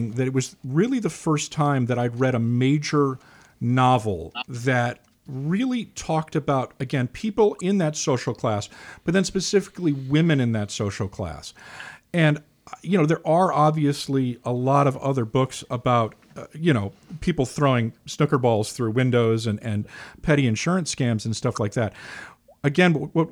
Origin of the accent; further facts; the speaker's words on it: Scotland, United Kingdom; moved away; I spent a lot of time growing up in Scotland.